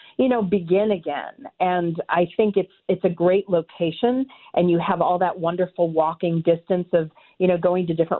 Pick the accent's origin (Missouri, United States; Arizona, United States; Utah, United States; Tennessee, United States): Missouri, United States; St. Louis; also born or lived in New York; I came back to my hometown, and I really wanted to, do something like this here in St. Louis